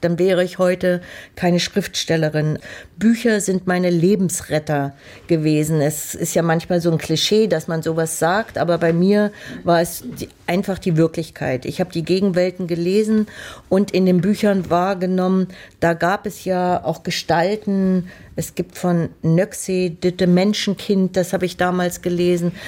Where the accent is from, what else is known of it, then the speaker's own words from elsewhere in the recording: Leipzig, Saxony, Germany; meine Kindheit in Leipzig